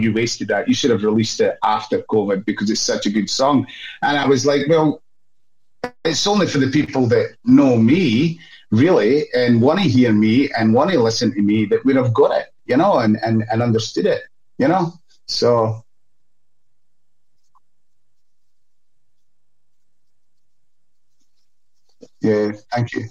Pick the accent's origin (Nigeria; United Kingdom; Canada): United Kingdom; Scotland; now in Australia; I'm Scottish